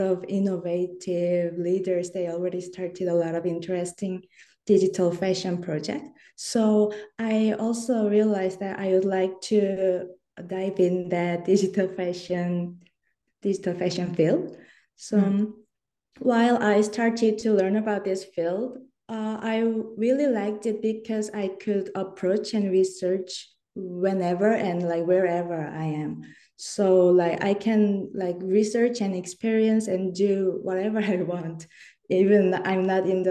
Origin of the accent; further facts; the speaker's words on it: Seoul, South Korea; moved away as an adult; now in Busan, South Korea; I'm originally from Seoul and just moved to Busan, South Korea.